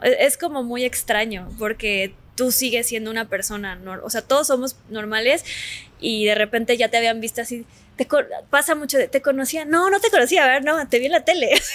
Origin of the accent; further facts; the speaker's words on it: Mexico City, Mexico; also born or lived in Cancún; yo nací en Cancún. Nos, nos, regresamos a la Ciudad de México porque mi papá es de la Ciudad de México. Bueno, nació en, Acapulco por accidente, pero es chilango. Este, regresamos a la Ciudad de México cuando yo tenía como cuatro